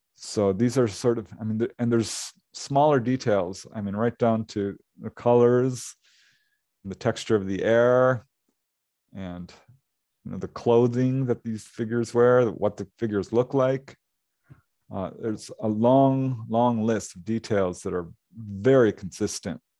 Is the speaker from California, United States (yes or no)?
yes; Topanga, California, United States; this is my hometown and I know a lot of people there